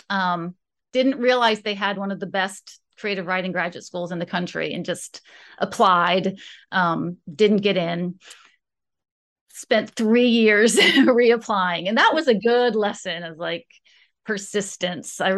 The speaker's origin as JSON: {"language": "English", "region": "West Virginia", "country": "United States", "tie": "born or raised there", "also_born_or_lived": "Florida", "said": "I moved around a lot when I was growing up. Um, my um parents met in Florida and I was born there. And then they moved, we moved to West Virginia."}